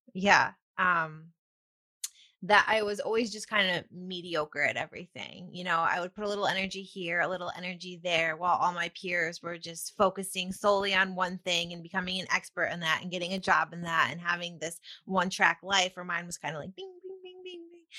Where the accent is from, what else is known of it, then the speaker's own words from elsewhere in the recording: near Ithaca, Upstate New York, United States; moved away; also born or lived in New Jersey; Upstate New York